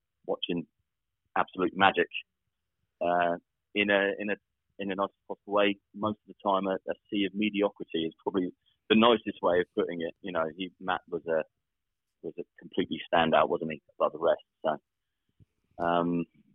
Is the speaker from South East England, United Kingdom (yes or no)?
yes; Southampton, South East England, United Kingdom; I grew up in the Western Wolston area. Still live in Southampton now. So, never moved away